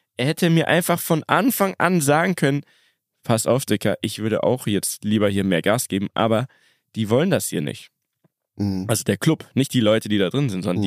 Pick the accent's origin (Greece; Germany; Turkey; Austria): Germany; Munich, Bavaria; wir sind aus München